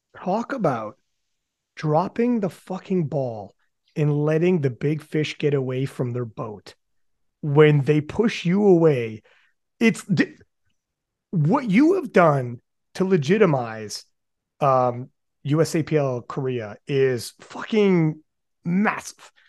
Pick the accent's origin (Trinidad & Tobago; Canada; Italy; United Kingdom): Canada; I'm from Canada